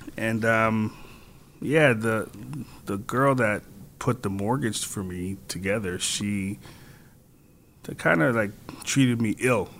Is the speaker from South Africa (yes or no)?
no; Toronto, Ontario, Canada; I'm from Scarborough